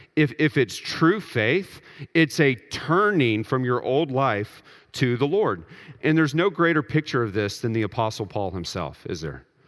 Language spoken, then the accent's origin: English; Texas, United States; I grew up in Texas